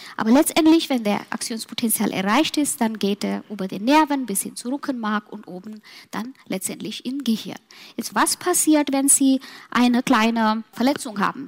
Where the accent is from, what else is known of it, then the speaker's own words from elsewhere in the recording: Mumbai, Maharashtra, India; German is a second language; now in Germany; nach meinen Heimat gehen, Mumbai